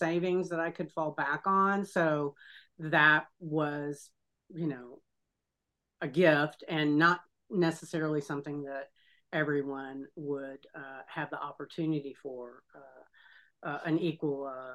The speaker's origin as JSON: {"language": "English", "region": "Texas", "country": "United States", "tie": "born or raised there", "moved": "yes", "lives_now": "Florida, United States", "said": "I live in Florida and I was born in Texas and have relatives still in Texas"}